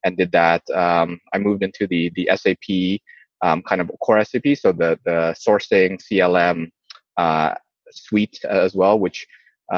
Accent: Canada; also born or lived in Indonesia; I was born in Indonesia, moved to Canada when I was young.

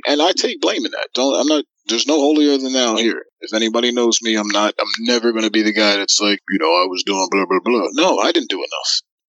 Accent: United States

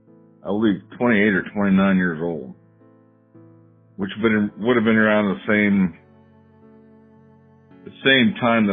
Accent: Lewiston, Illinois, United States; But I didn't grow up in Canton. I grew up in Lewiston, which is about 18 miles south of Canton.

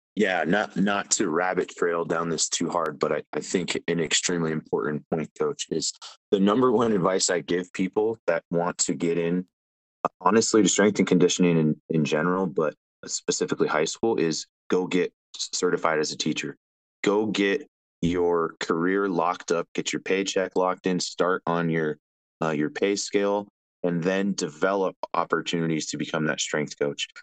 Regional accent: Las Vegas, Nevada, United States; moved away as an adult; also born or lived in San Diego; I grew up in Las Vegas, Nevada.

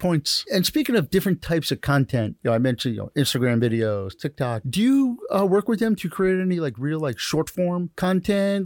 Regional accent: New Jersey, United States; now in Broward County, United States; I grew up in New Jersey

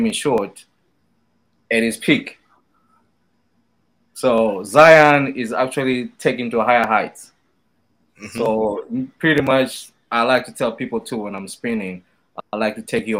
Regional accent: Zimbabwe; I'm from Southern Africa, Zimbabwe

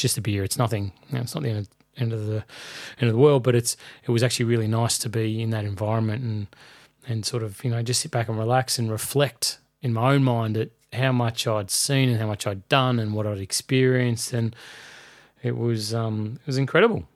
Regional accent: Melbourne, Victoria, Australia; my hometown of Melbourne

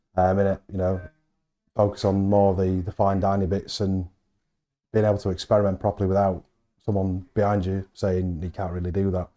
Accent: Halifax, Yorkshire and the Humber, United Kingdom; I'm from Halifax

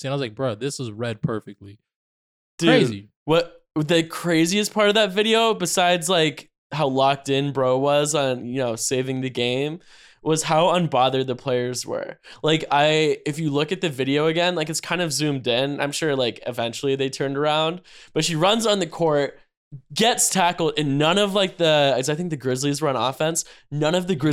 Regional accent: North Carolina, United States; I'm from, I'm from North Carolina.

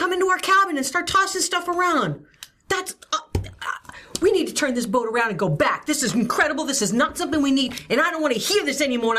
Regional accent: New Jersey, United States; I am from Jersey

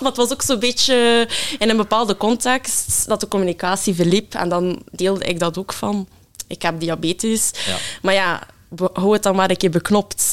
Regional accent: Ghent, Flanders, Belgium; ik ben afkomstig uit Gent

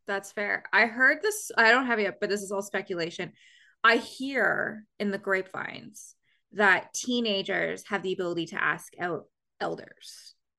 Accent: Canada; I'm from Canada

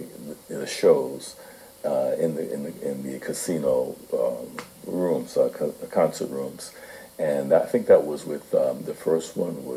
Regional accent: Newark, New Jersey, United States; I grew up in Newark, New Jersey

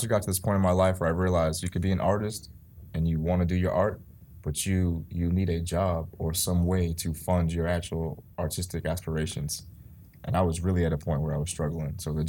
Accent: Boston, Massachusetts, United States; also born or lived in Amherst, Massachusetts; Born and raised in Dorchester. Like I said before, high school, I went to Roxbury Latin. It's a prep school here. It's nice. All boys.

